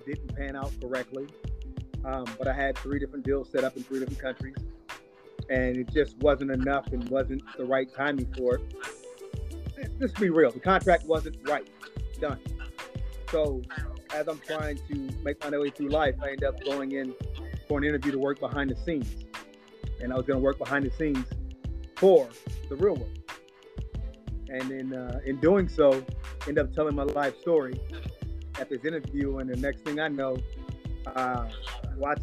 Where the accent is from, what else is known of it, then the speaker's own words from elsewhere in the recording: Santa Monica, California, United States; also born or lived in Conyers, Georgia / Hawaii; growing up in Santa Monica